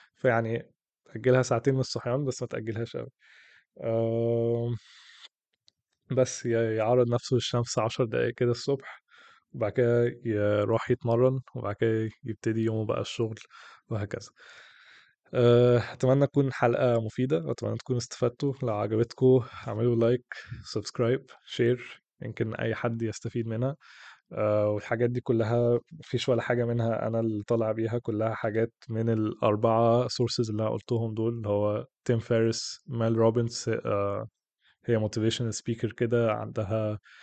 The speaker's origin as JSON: {"language": "Arabic", "country": "Egypt", "said": "عندنا في مصر"}